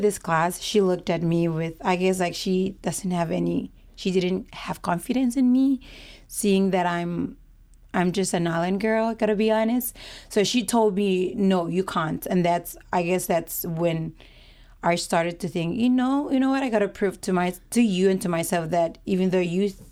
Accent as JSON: {"language": "English", "country": "Kiribati", "moved": "as an adult", "lives_now": "Hawaii, United States", "said": "I'm from Kitivas. It's not a Polynesian island. It's part of Micronesians, but we prefer to be Kitivas because we're Kitivas people."}